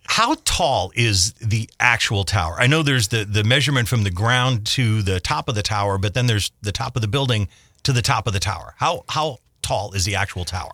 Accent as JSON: {"language": "English", "town": "Scranton", "region": "Pennsylvania", "country": "United States", "tie": "born or raised there", "said": "when I was a kid growing up in South Scranton"}